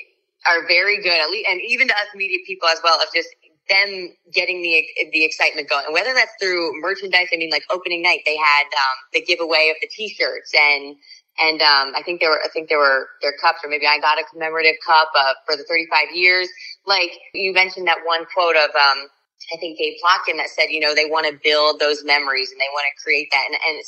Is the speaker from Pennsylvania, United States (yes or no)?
yes; Pennsylvania, United States; now in Charlotte, United States; I'm from Pennsylvania. So, you know, I'm used to going to Philly